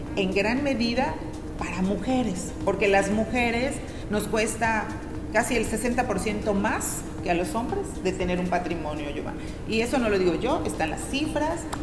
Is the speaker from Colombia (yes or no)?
no; Tixkokob, Yucatán, Mexico; now in Mérida, Mexico; Yo nací en Tichocó